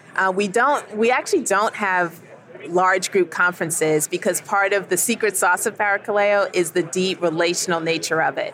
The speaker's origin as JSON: {"language": "English", "town": "New York City", "region": "New York", "country": "United States", "tie": "born or raised there", "moved": "as an adult", "lives_now": "Southern United States", "said": "So I'm originally from New York. I was born in Queens, New York. Lived in upstate for a while, but have lived down south for a good part of my adult life"}